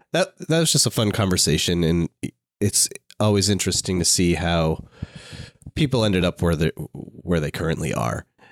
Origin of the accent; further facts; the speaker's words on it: Maine, United States; I'm from Maine